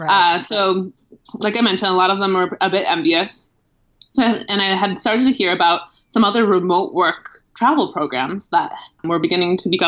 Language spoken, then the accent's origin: English; Milwaukee, Wisconsin, United States; moved away; I ended up returning to my home in the Midwest. I'm from Milwaukee, Wisconsin originally.